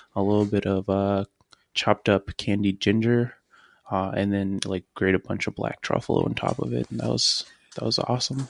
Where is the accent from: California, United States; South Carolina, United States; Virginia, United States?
Virginia, United States; Richmond; I'm from Richmond, Virginia.